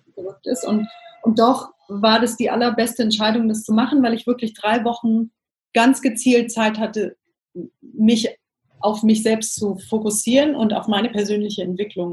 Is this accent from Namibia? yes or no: yes; Namibia; moved away as an adult; also born or lived in Cape Town / London / Athens / Milan; Ich komme ursprünglich aus Namibia, also bin in Namibia aufgewachsen